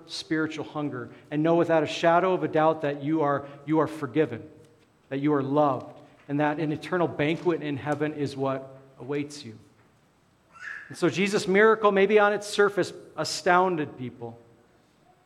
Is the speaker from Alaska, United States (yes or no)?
yes; Alaska, United States; moved away; I grew up in Alaska